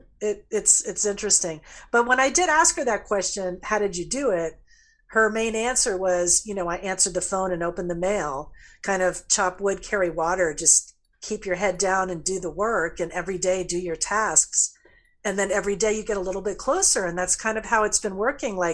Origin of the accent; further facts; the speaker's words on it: Florida, United States; my home state of Florida